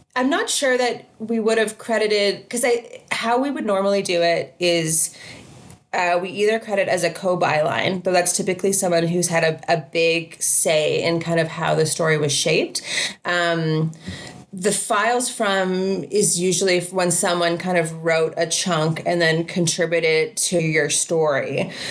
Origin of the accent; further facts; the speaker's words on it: Canada; as a Canadian